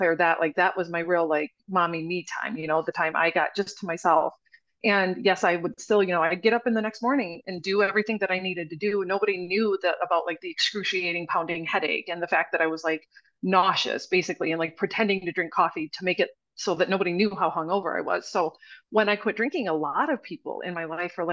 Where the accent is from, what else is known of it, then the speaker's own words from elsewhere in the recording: Wisconsin, United States; I'm from Wisconsin. Like, we're raised on alcohol